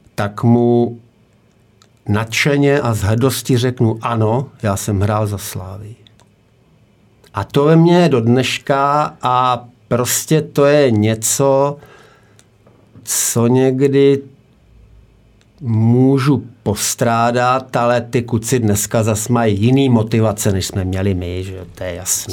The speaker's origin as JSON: {"language": "Czech", "town": "Nová Paka", "region": "Hradec Králové Region", "country": "Czechia", "also_born_or_lived": "Prague", "moved": "as an adult", "said": "Já pocházím z Nový Paky, z Podkrkonoší, že jo, tam jsem, tam jsem nějak hrál tu pralesní soutěž ještě do vojny"}